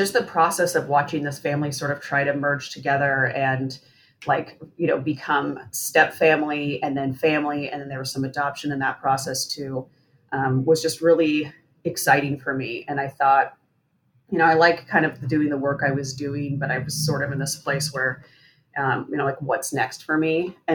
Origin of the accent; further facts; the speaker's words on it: Seattle, Washington, United States; I grew up in Seattle, and so I've been living here most of my life.